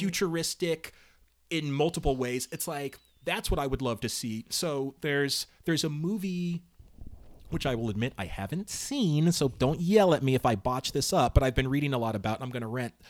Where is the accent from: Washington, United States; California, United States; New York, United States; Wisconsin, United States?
California, United States; Altadena; I lived in Altadena